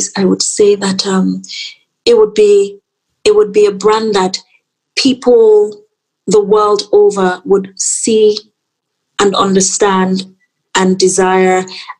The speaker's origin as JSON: {"language": "English", "country": "Nigeria", "said": "as a Nigerian brand, and my brand being so infused with my culture, my aesthetical, you know, my design direction being so infused with my culture"}